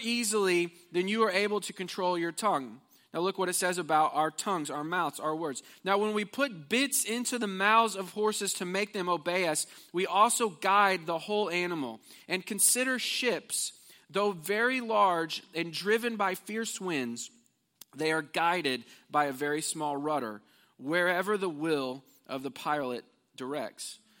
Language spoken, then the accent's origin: English; Missouri, United States; moved away as an adult; now in Houston, United States; I was from Missouri.